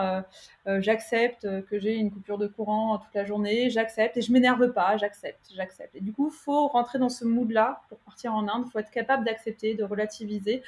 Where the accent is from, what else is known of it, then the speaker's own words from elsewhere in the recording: France; moved away as an adult; now in Pune, India; en tant que Française